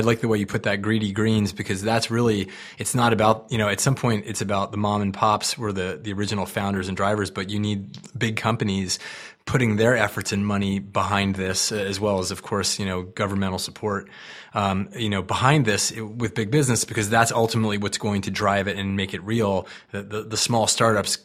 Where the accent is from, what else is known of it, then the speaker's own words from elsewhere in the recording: East Coast, United States; moved away; I come from the East Coast originally.